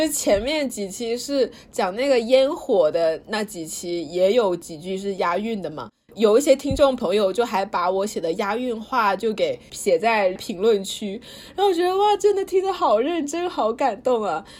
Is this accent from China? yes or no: yes; Suzhou, Jiangsu, China; also born or lived in Guangdong, China; 但我出生在广东，但是后面我们家搬家到苏州了，所以我回国应该也是回苏州。